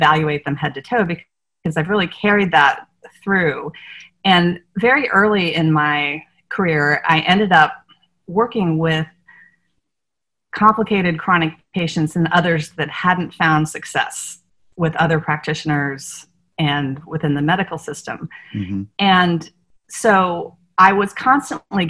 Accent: Northern Virginia, United States; moved away as an adult; also born or lived in San Diego; now in New Orleans, United States; I grew up in Northern Virginia, outside of Washington D.C.

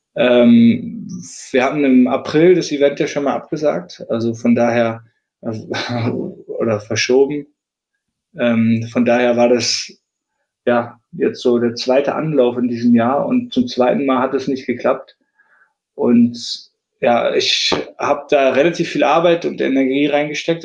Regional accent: Leipzig, Saxony, Germany; in Leipzig, in meiner Heimatstadt

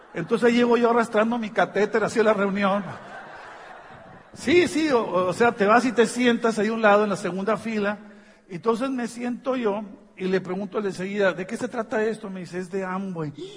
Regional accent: Tijuana, Baja California, Mexico; Pues somos de México

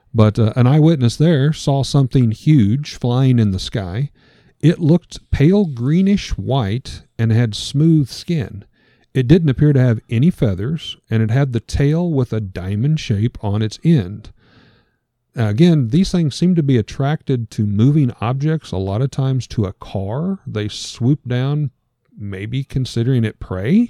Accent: Missouri, United States; I'm from Missouri

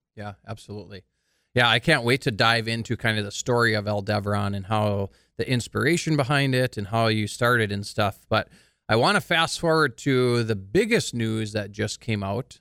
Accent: Carrington, North Dakota, United States; Michael and I are actually from the same hometown, Carrington, North Dakota.

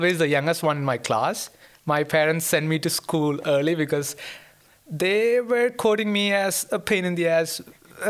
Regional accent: Kerala, India; moved away as an adult; now in Linköping, Sweden; I'm from India, and to be more specific, I'm from the southernmost tip of the country. It's a place called Kerala.

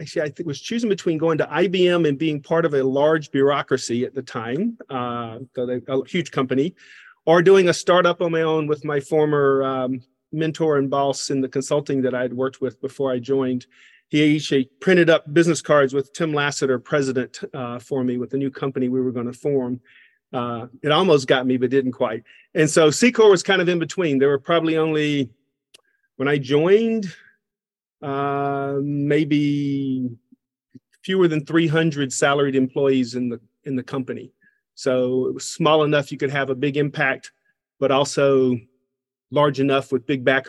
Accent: Covington, Georgia, United States; accent: Southern; So I am from Covington, Georgia, a small town in east of Atlanta, Georgia. So this accent is, I have an accent that no one claims at this point.

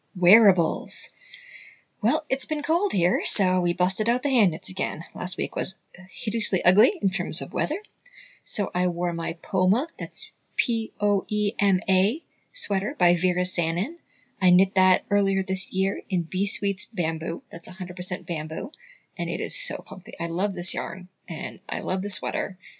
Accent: United States; she and I were both born and raised in the US

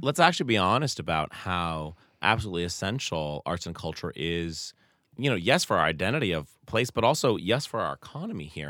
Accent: Truro, Massachusetts, United States; growing up in Truro

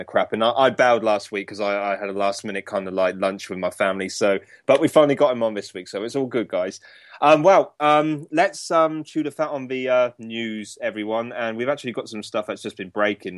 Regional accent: United Kingdom; that's us Brits.

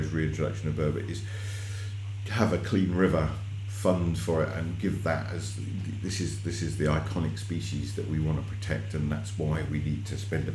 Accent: Devon, South West England, United Kingdom; I grew up in Devon, and we had otters on our trout farm way back in the 80s

